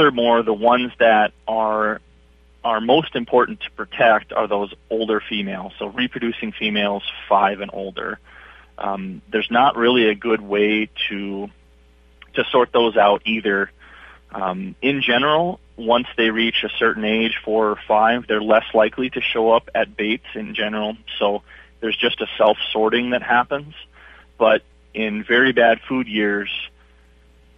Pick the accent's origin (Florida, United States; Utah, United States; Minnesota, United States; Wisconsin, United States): Minnesota, United States; Oak Grove; also born or lived in Hibbing, Minnesota; I grew up in Oak Grove, Minnesota, just on the north end of the suburbs of the Twin Cities.